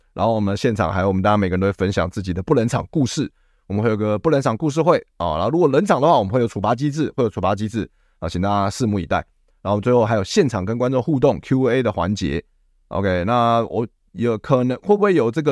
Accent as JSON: {"language": "Chinese", "country": "Taiwan", "said": "我是台湾人"}